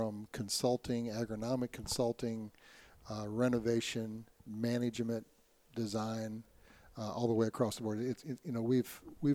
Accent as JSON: {"language": "English", "town": "Quincy", "region": "Illinois", "country": "United States", "tie": "born or raised there", "said": "I grew up in Quincy, Illinois, about 4 hours away"}